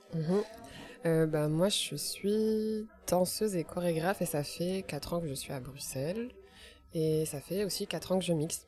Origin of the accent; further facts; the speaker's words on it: Morocco; now in Brussels, Belgium; je suis marocaine